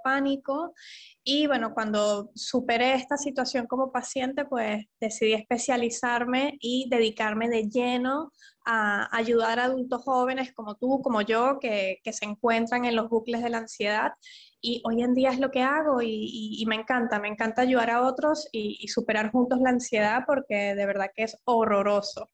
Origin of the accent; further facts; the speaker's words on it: Venezuela; moved away; also born or lived in London; soy venezolana